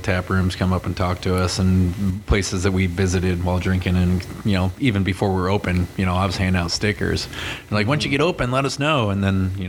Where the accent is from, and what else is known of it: Detroit area, Michigan, United States; born or raised there; moved away as an adult; also born or lived in Oregon; now in Arizona, United States